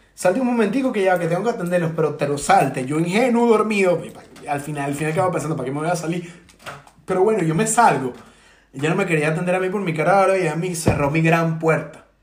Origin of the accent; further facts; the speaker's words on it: Venezuela; moved away as an adult; also born or lived in Ireland; now in London, United Kingdom; uno desde acá como venezolano está, está aguantando prácticamente con otro alquiler la familia en Venezuela